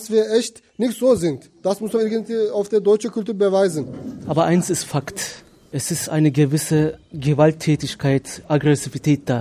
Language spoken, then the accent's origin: German; Turkey; German is a second language; Ich als Türke, wenn ich das so sehe, wenn ein anderer die machen das Fehler und dadurch sehen die mich auch anders an. Die sagen, ah, der ist auch ein Türke, vielleicht kann er auch so etwas gemacht haben, weil ich ein Türke bin.